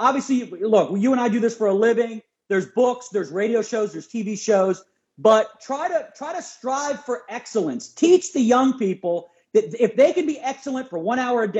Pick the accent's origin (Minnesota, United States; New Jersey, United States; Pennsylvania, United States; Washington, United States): Pennsylvania, United States; Philadelphia; I'm from Philadelphia, and I actually was in a high school basketball Christmas tournament